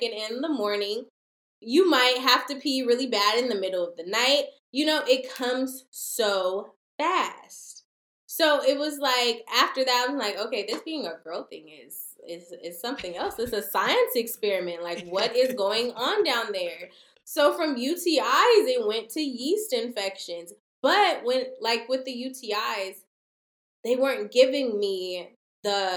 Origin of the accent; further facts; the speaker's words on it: Portland, Oregon, United States; now in Los Angeles, United States; I'm originally from Portland, Oregon